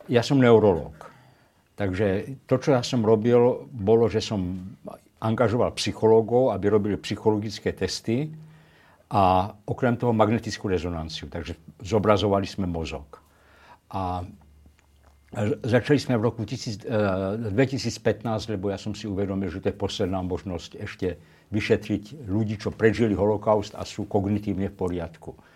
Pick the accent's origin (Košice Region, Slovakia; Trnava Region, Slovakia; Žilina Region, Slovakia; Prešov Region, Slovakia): Prešov Region, Slovakia; Levoča; now in Brno, Czech Republic; tak ja som to samozrejme vnímal, lebo ja som z Levoče a tam pokrikovali chlapci smradlavý židák a podobne.